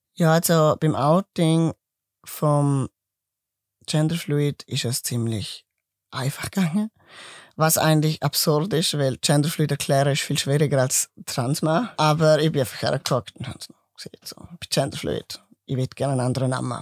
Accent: Mauren, Liechtenstein; accent: mix of Swiss and Liechtenstein dialect; also born or lived in Grabs, Switzerland; Geboren bin ich in Grab, ich bin Schweizer und bin dann durch meine Eltern eigentlich ins Liechtenstein gekommen und habe dort meine Kindheit und Jugendzeit verbracht, eigentlich die ganze Zeit

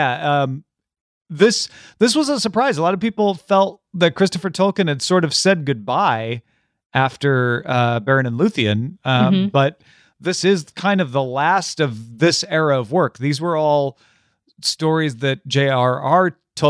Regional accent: Ireland; Is that offensive to me because I'm Irish?

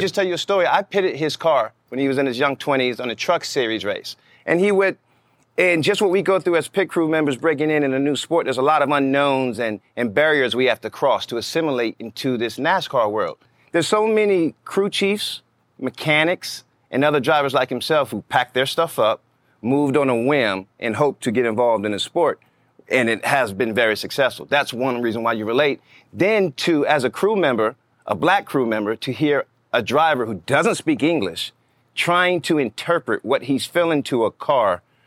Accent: Atlanta, Georgia, United States; I was from Atlanta

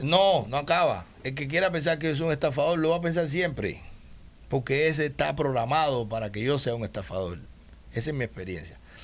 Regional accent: Cuba; moved away; somos cubanos

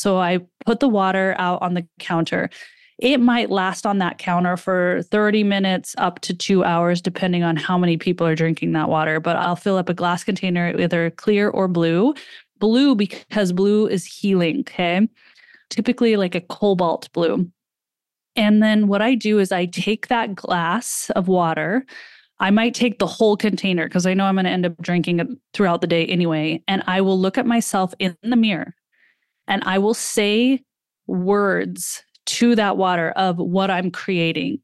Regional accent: United States; being an American

